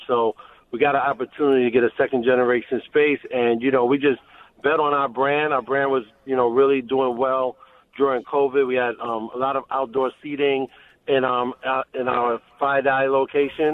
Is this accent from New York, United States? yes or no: yes; New York City, New York, United States; being a kid growing up in Brooklyn